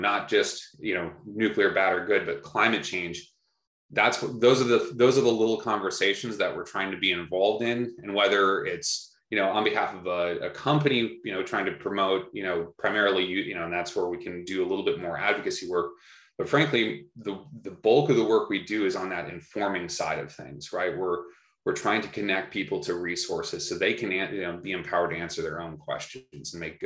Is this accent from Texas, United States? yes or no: no; Minnesota, United States; my home state of Minnesota